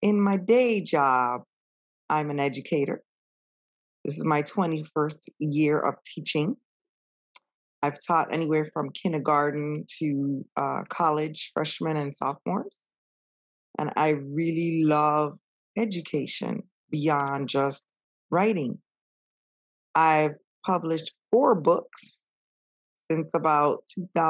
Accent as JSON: {"language": "English", "country": "U.S. Virgin Islands", "moved": "yes", "lives_now": "Spring Hill, United States", "said": "I am originally from St. Croix, U.S., Virgin Islands, currently living in Spring Hill, Florida."}